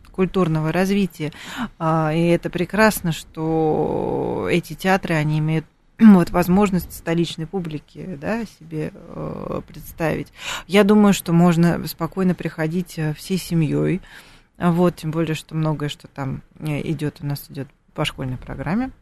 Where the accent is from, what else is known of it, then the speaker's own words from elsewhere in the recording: Moscow, Russia; мы, москвичи